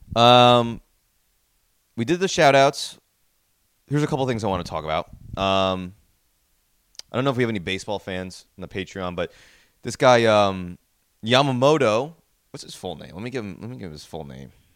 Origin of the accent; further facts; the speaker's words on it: New Jersey, United States; now in New York City, United States; I'm from New Jersey. I live in New York City